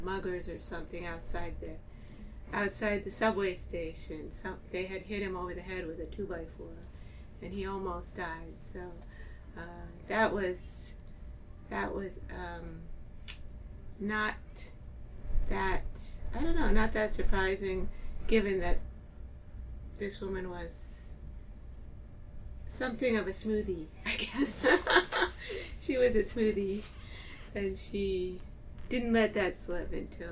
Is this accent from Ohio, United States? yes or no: yes; Cleveland, Ohio, United States; moved away as an adult; also born or lived in Manhattan, New York City; now in Brooklyn, United States; I was born in Cleveland, Ohio, and I came to New York City to go to college